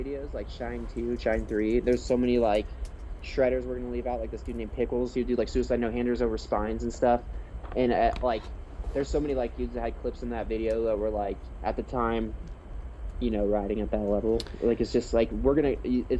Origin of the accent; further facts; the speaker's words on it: Columbus, Ohio, United States; I'm from Columbus.